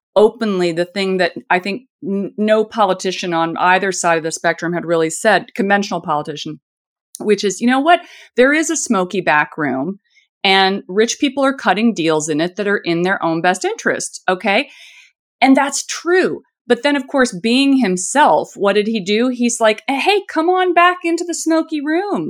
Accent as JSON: {"language": "English", "region": "Indiana", "country": "United States", "said": "I'm from Indiana, so this is, this is how I talk"}